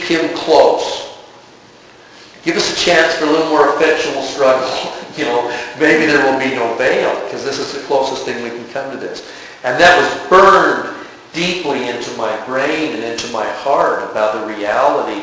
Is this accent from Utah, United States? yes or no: yes; Utah, United States; growing up in Utah, my dad, bless his heart, introduced me to General Conference